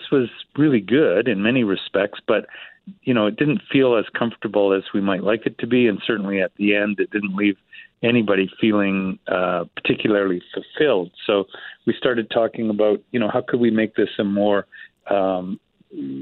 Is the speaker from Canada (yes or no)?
yes; Canada